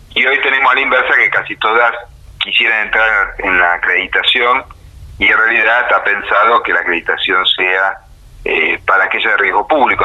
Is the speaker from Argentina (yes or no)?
yes; Argentina